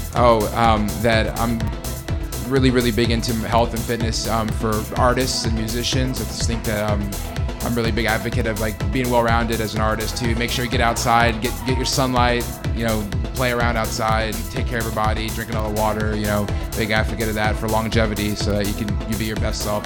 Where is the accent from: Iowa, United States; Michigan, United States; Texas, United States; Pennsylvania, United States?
Texas, United States; San Antonio; also born or lived in Denver, Colorado; now in Houston, United States; born and raised in San Antonio, and Houston's a new home for me